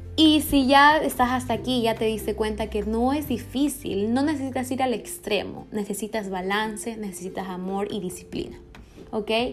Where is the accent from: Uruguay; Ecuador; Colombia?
Ecuador; aquí en Ecuador, eh, yo soy de Ecuador